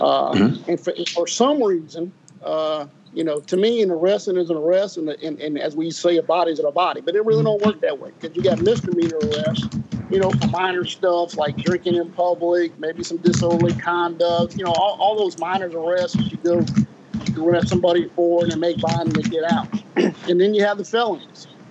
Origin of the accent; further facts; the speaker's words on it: New Orleans, Louisiana, United States; also born or lived in Ohio; born in Ohio. Uh, we, we, we grew up in Ohio till about 12, 12 years old. My mother uh, moved to New Orleans, and uh, that's kind of where I grew up. Went to high school there